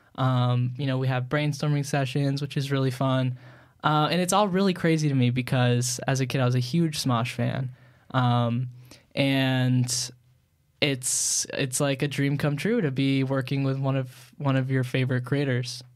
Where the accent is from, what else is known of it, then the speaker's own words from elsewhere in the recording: Long Island, New York, United States; where I grew up on Long Island, New